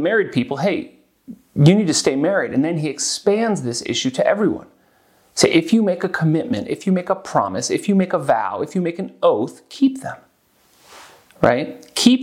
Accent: United States; moved away as an adult; now in Zurich, Switzerland; as an American

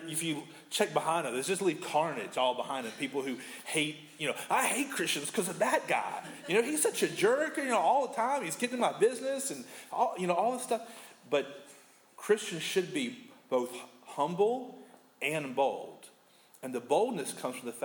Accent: United States; as an American

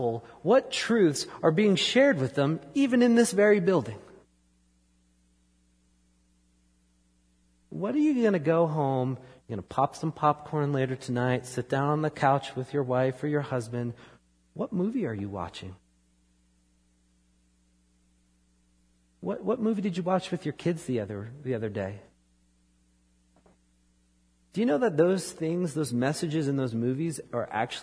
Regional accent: New York, United States; moved away; I grew up in New York

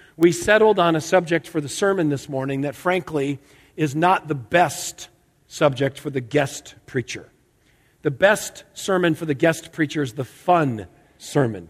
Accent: outside Hartford, Connecticut, United States; I grew up in Connecticut, outside Hartford.

